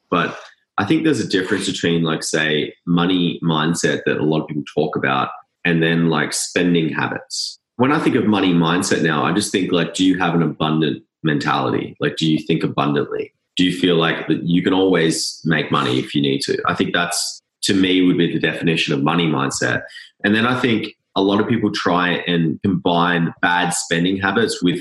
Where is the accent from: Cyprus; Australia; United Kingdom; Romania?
Australia; I think one aspect too, growing up in Australia, I don't know if you guys notice this, but there's the tall poppy syndrome